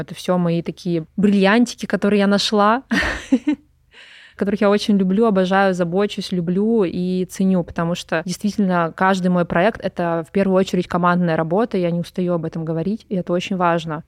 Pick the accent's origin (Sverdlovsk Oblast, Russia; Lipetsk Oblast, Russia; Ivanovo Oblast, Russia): Sverdlovsk Oblast, Russia; Pervouralsk; moved away as an adult; also born or lived in Moscow; Я родилась в Москве, когда у меня родители учились в МГУ, но потом что-то их занесло на Урал, туда далеко. И я до 18 лет жила в очень маленьком уральском городке под Екатеринбургом, Первоуральск